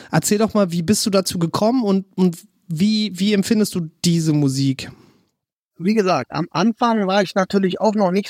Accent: Berlin, Germany; Wenn ich daran zurückdenke, so ist für mich als Berliner auf jeden Fall nicht wegzudenken, weil der ganze Slang ist dadurch geprägt

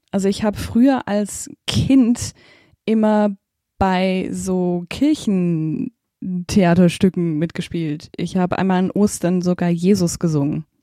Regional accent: Baden-Württemberg, Germany; also born or lived in Zimbabwe; Ich bin tatsächlich in Simbabwe geboren. Das ist, ähm, meine Eltern haben da Entwicklungsdienst gemacht und dann äh, sind meine Schwester und ich dort beide zur Welt gekommen. Aber aufgewachsen sind wir tatsächlich in der Schwäbischen Alb

